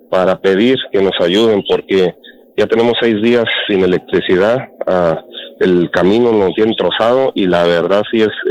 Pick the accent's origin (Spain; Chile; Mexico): Mexico; Michoacán; Yo soy de Ilía, Michoacán, yo les había hablado antes.